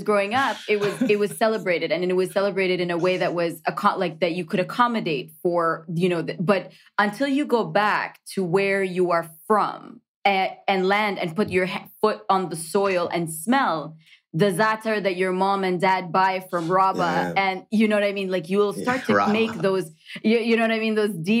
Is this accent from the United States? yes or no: no; Canada; Because if you're Canadian, one of the wonderful things about being Canadian, and this is something that I'll always, I take it and put it in our workplace, in my relationships, who you are can be celebrated in the context of a greater nation.